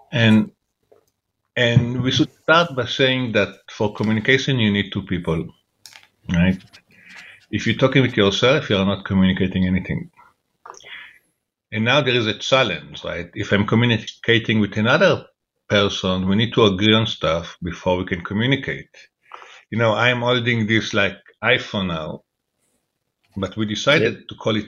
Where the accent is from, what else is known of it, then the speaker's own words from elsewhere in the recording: Jerusalem, Jerusalem District, Israel; I grew up in Jerusalem